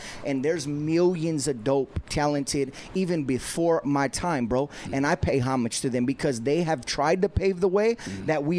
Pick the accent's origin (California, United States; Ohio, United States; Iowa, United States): California, United States; Covina; I'm this kid from Covina who was surrounded by that skateboarded, that wasn't a cholo, that instantly got labeled a cholo.